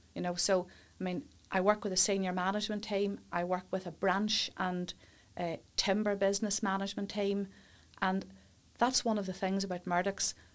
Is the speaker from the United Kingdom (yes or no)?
yes; Warrenpoint, Northern Ireland, United Kingdom; also born or lived in Coleraine / England / Newry; born and brought up in Warren Point